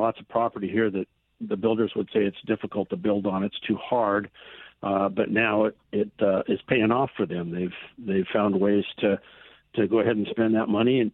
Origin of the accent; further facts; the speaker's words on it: Seattle, Washington, United States; moved away as an adult; also born or lived in Lynnwood, Washington; now in Edmonds, United States; I was born and raised in Seattle, just a little bit south of Northgate